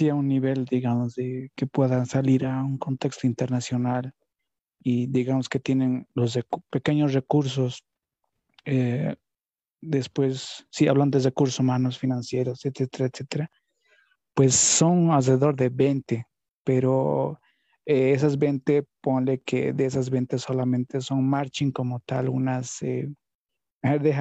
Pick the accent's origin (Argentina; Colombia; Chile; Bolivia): Bolivia; qué nivel había exactamente en Bolivia. Estaba muy cerrado en mi pueblito, por decirlo así.